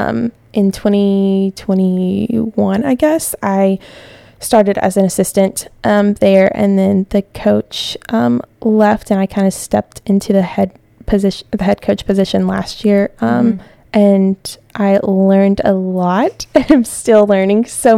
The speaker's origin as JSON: {"language": "English", "region": "Tennessee", "country": "United States", "moved": "as an adult", "lives_now": "Pensacola, United States", "said": "I came down here from Tennessee"}